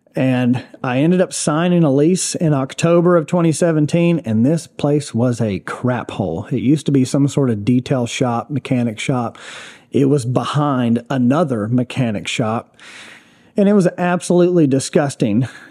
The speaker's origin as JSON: {"language": "English", "town": "Gallatin", "region": "Tennessee", "country": "United States", "tie": "born or raised there", "said": "I grew up in Gallatin"}